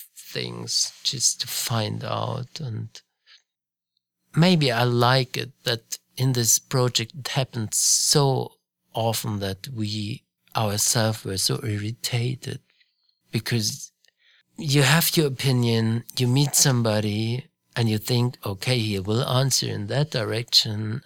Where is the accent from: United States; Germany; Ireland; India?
Germany; Munich, Bavaria; I grew up in Munich, Bavaria